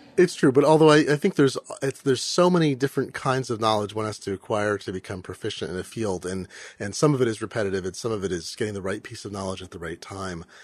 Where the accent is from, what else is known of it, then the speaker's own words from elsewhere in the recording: Eugene, Oregon, United States; now in Seattle, United States; I grew up in Eugene